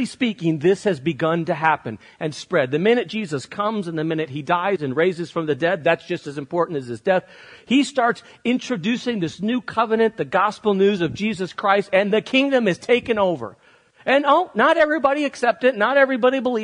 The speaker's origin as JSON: {"language": "English", "country": "United States", "said": "I love being an American, and I love living here"}